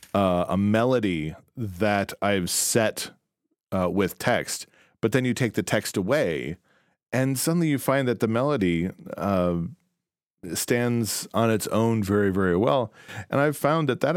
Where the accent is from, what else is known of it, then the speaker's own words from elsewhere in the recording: DeKalb, Illinois, United States; I grew up in DeKalb, Illinois